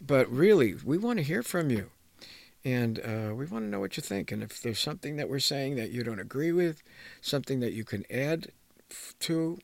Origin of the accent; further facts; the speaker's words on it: New Jersey, United States; People that I grew up with in New Jersey